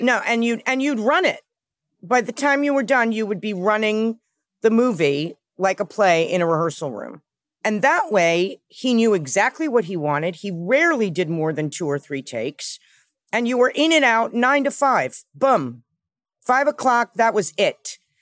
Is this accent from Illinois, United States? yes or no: no; New York City, New York, United States; I grew up with my mother in New York